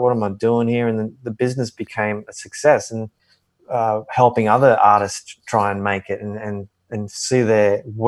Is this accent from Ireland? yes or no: no; Wollongong, New South Wales, Australia; moved away as an adult; also born or lived in Sydney; now in Nashville, United States; I'm from Wollongong